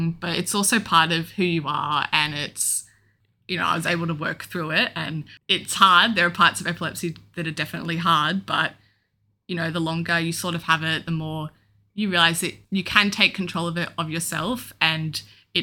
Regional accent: Melbourne, Victoria, Australia; I'm 22 and I'm from Melbourne.

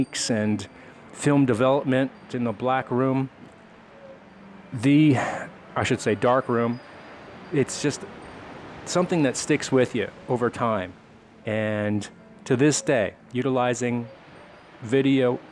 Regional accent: Monroe Township, New Jersey, United States; moved away as an adult; now in Maryland, United States; I grew up, born and raised in Monroe Township, New Jersey

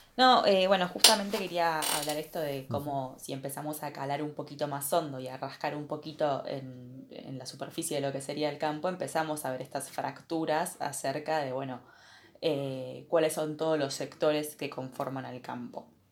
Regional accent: Argentina; como argentinos

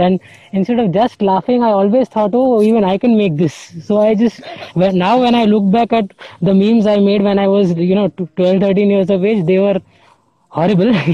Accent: Mumbai, Maharashtra, India; I'm from Mumbai

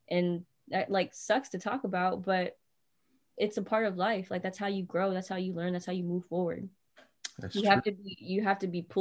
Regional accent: North Carolina, United States; now in Bay Area, United States; And they're like, You're not from here, are you? I was like, No, I'm from North Carolina.

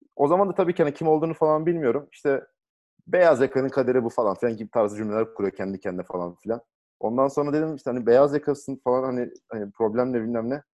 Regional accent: Thrace, Turkey; Hani biz buralıyız ya. Trakya çocuğuyuz

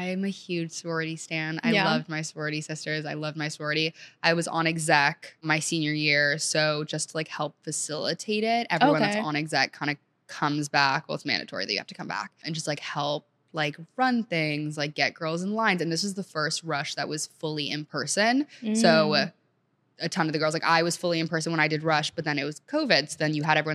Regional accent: Montgomery County, Maryland, United States; also born or lived in Senegal / New Orleans; I grew up in Montgomery County, Maryland

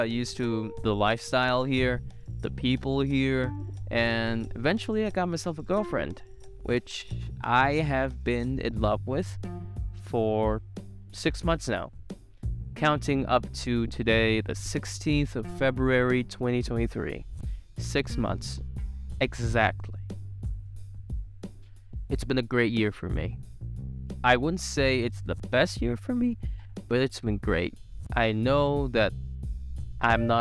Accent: Vietnam; born or raised there; moved away as an adult; now in Ho Chi Minh City, Vietnam

